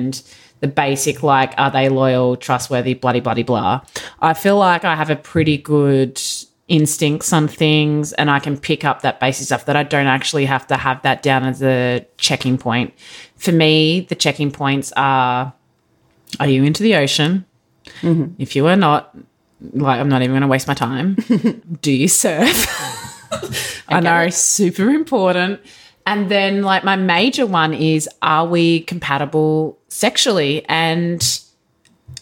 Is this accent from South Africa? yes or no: no; Australia; as an Australian